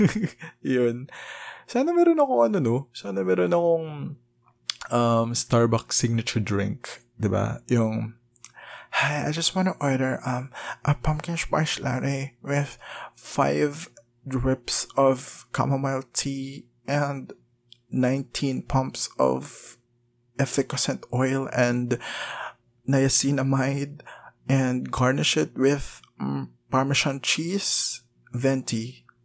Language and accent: Tagalog; Philippines; as a probinsyano